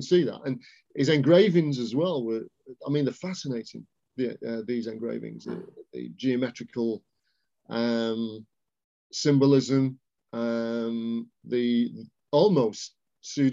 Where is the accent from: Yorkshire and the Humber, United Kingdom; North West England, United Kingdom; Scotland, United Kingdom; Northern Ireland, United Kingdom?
North West England, United Kingdom; Warrington; in Warrington, where I'm from